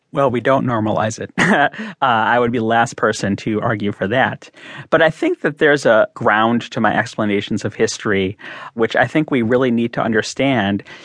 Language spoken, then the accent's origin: English; Chicago, Illinois, United States; my hometown of Chicago